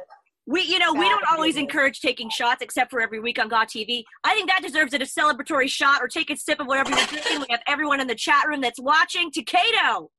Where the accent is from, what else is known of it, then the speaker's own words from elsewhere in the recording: Orlando, Florida, United States; moved away as an adult; also born or lived in Texas / California; now in England, United Kingdom; I'm originally from Texas. I lived in SoCal a little bit, hence the … thing, and mostly from Orlando, Florida. But so my name makes no sense. I've been in England for about 3.5 years now.